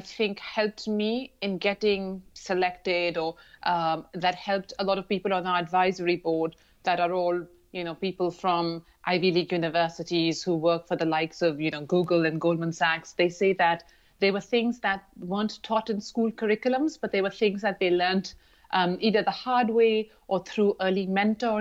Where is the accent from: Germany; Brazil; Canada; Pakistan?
Pakistan; Lahore, Punjab; moved away; also born or lived in London / Dubai; I grew up in Lahore in Pakistan